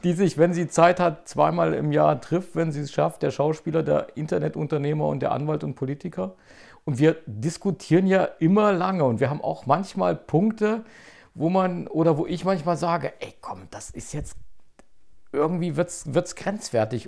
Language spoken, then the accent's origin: German; Zeitz, Saxony-Anhalt, Germany; moved away as an adult; now in Leipzig, Germany; wir sind ja beide in Zeitz aufgewachsen